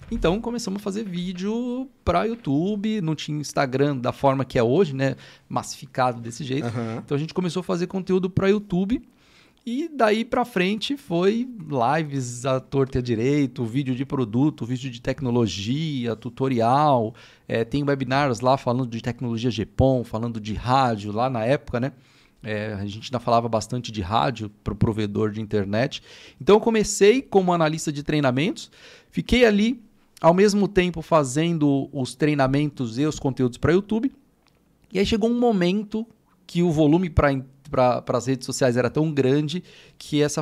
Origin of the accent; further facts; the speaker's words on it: São Paulo, Brazil; Eu sou daqui de São Paulo, Zona Sul, aqui de São Paulo